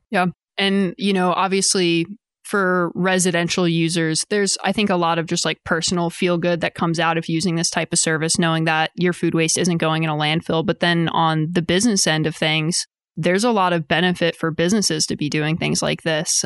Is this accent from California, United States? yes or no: no; Eastern Shore of Maryland, United States; moved away as an adult; also born or lived in Austin, Texas; now in Rogers, United States; I'm originally from the East Coast of Maryland. I grew up in a pretty small beach town that kind of blows up in the summer